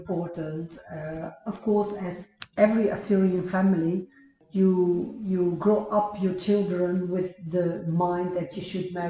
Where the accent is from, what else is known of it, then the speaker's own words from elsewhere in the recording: Mardin, Turkey; now in Netherlands; But also when I went to Iraq, like, you know, we are from Tur Abdin. Those people doesn't even understand you. Like, they speak another language.